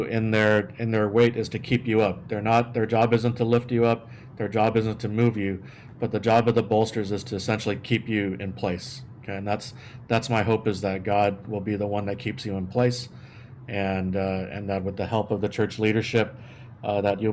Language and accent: English; San Antonio, Texas, United States; moved away; I grew up in San Antonio, Texas